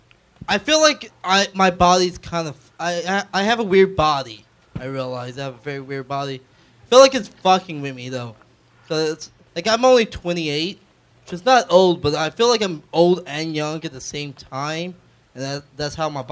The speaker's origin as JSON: {"language": "English", "area": "the South", "region": "Louisiana", "country": "United States", "accent": "Southern", "said": "I'm from the South"}